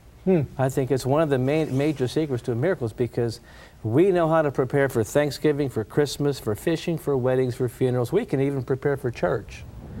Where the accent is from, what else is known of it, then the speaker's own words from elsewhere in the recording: Pittsburgh, Pennsylvania, United States; I grew up in Pittsburgh, PA